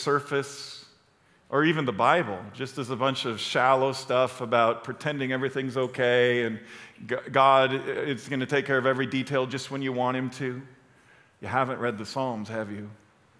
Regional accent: Chicago, Illinois, United States; I'm from Chicago

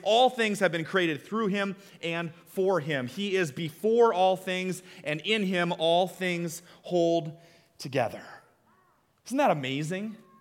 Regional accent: Iowa, United States; We're from Iowa

